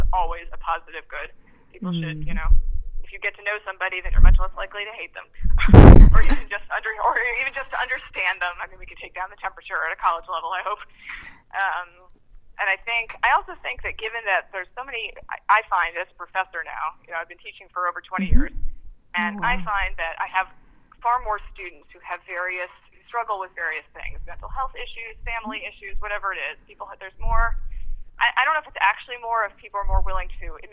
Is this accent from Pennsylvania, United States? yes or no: no; Baltimore, Maryland, United States; I grew up in Baltimore